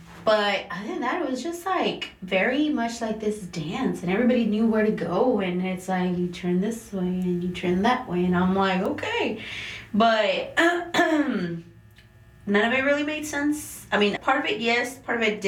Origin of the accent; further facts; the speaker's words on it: Brownsville, Texas, United States; first language Spanish; English is a second language; I was raised in a place where it's the Valley, so it's Brownsville